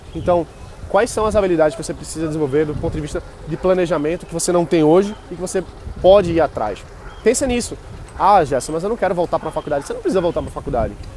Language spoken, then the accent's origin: Portuguese; Brazil; a gente, como brasileiro